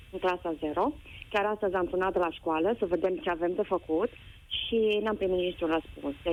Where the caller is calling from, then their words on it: Alba Iulia, Alba County, Romania; Sunt mamă, sunt din Alba Iulia